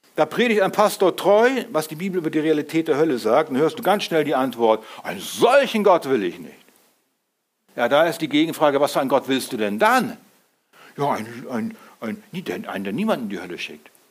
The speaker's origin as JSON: {"language": "German", "country": "Germany", "said": "wir sind, wir sind Deutsche"}